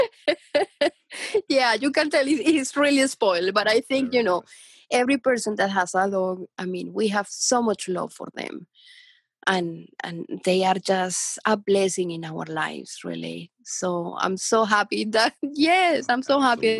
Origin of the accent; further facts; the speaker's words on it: Colombia; moved away; I'm from Colombia